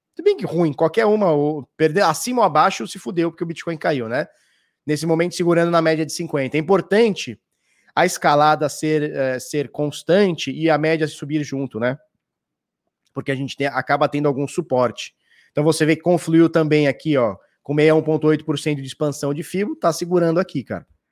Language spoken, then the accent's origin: Portuguese; Santos, São Paulo, Brazil; eu sou de Santos. Sou de Santos.